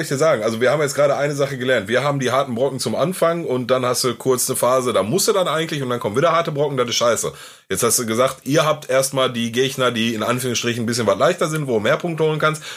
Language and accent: German; Gelsenkirchen, North Rhine-Westphalia, Germany; bei uns in Gelsenkirchen